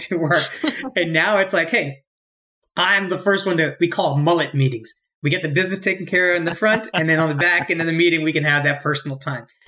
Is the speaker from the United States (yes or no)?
yes; Cary, North Carolina, United States; moved away as an adult; also born or lived in Virginia / Bangalore, India / New York; I'm born and raised in Cary, North Carolina